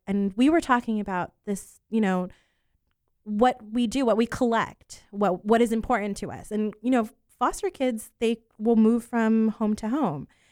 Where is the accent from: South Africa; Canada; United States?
United States; Poinciana, Florida; also born or lived in New York; I was born in New York, and we lived in Poinciana until I was about fifteen years old